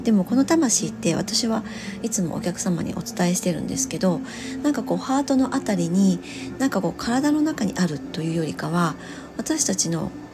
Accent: Hiroshima, Japan; 私、あの、広島の生まれ

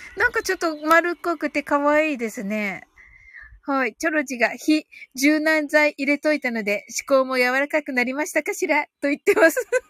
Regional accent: Kyushu, Japan; 私もね、九州人だから

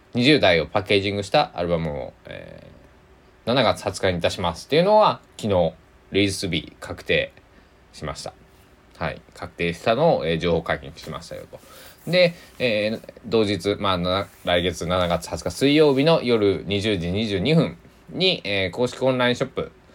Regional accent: Kochi, Japan; 僕は地元高知県なので

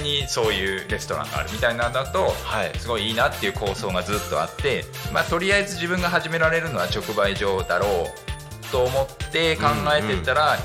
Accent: Narita, Chiba, Japan; 生まれは成田ですよ。

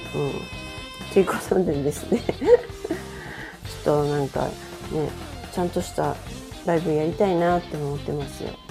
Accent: Okayama, Japan; moved away; 私実家に帰ってきたんですよ実家は岡山なんですけれども

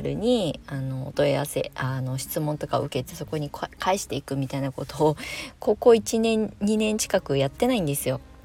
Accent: Kasama, Ibaraki, Japan; moved away as an adult; also born or lived in Tokyo / Shonan; 地元、あの、生まれ故郷の茨城県笠間市に帰ってきて

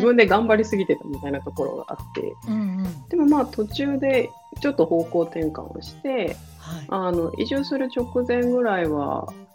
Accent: Hokkaido, Japan; moved away as an adult; also born or lived in Tokyo / Nagoya; もともと北海道出身なんですけれど

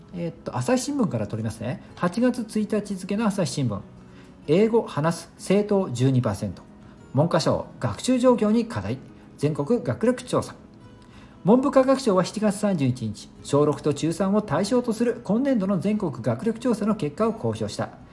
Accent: Japan; first language Japanese; 母国語私たちで言うと日本語

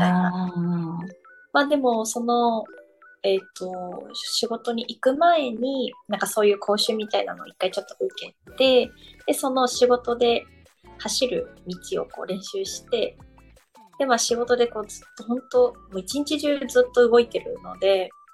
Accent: Nagasaki, Japan; also born or lived in Tokyo; now in Zushi, Japan; 私もともと長崎出身なんですけど、うんうん。その海がすぐ近くにあって、っていう環境で育って

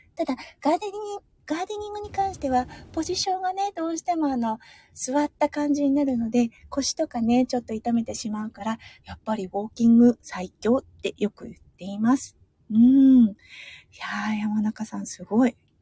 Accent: Iwate, Japan; also born or lived in Sapporo; 私、岩手出身

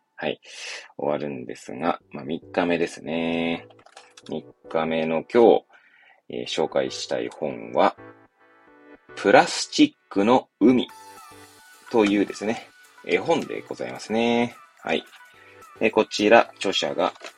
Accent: Hachioji, Tokyo, Japan; 東京の八王子っていう、まあ、多摩地区っていうね、ちょっと外れの方にある、まあ、八王子で生まれ育った

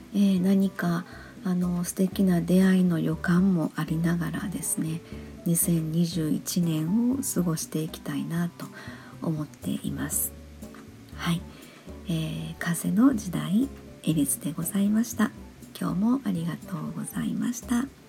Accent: Kansai, Japan; 関西人なので

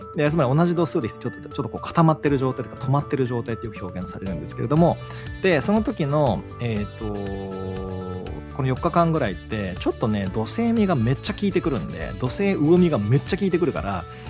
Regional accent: Shikoku, Japan; 四国生まれ

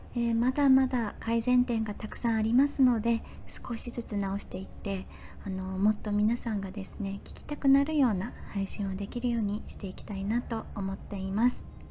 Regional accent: Fukuoka, Japan; moved away as an adult; now in Thailand; 私はあの福岡生まれ福岡育ち

